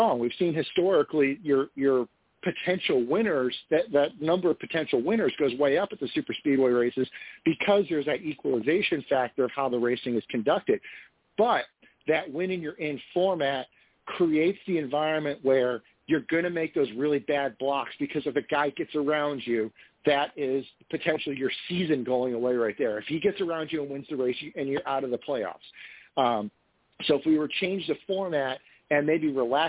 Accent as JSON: {"language": "English", "region": "Florida", "country": "United States", "tie": "born or raised there", "said": "I grew up in Florida. I grew up about 2 hours south of Daytona"}